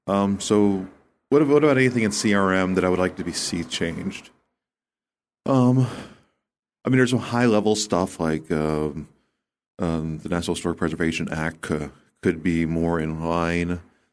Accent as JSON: {"language": "English", "country": "United States", "tie": "born or raised there", "said": "It's where I grew up. I grew up just outside of Washington, D.C. I spent most of my life in this area."}